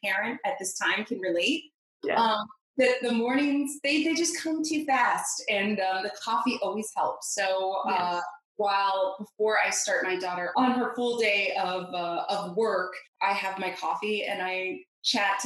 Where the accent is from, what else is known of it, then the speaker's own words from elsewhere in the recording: Los Angeles, California, United States; I was born in Los Angeles, California.